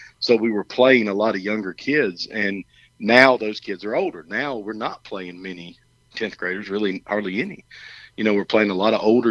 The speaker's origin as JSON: {"language": "English", "region": "Alabama", "country": "United States", "also_born_or_lived": "Canton, Georgia", "moved": "as an adult", "said": "I'm from Alabama."}